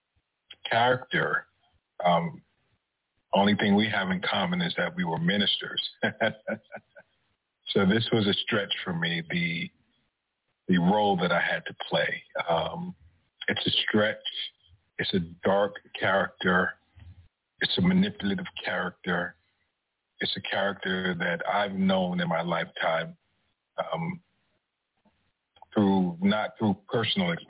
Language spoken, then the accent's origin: English; New York City, New York, United States; moved away as an adult; now in Texas, United States; I'm originally from New York City, been out here in Texas since 2006